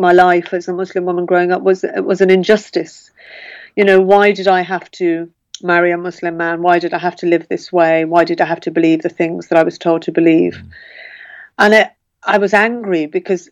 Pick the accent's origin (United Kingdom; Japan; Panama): United Kingdom; Birmingham, West Midlands; growing up in Birmingham, all the girls I went to school with had a lot of Irish friends